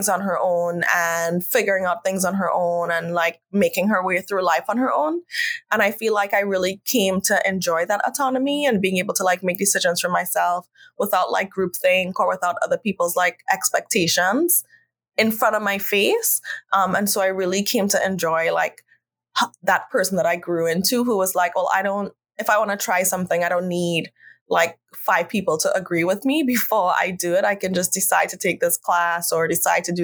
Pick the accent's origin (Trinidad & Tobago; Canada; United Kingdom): Trinidad & Tobago; moved away as an adult; also born or lived in Boston, United States / San Francisco, United States; now in United States; I grew up in Trinidad